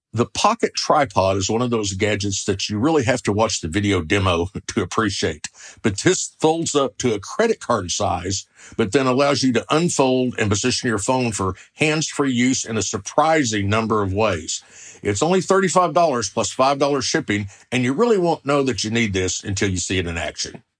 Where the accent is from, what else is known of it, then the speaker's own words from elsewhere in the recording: Oklahoma, United States; I'm from the Sooner State, Oklahoma, where the wind comes sweeping down the plains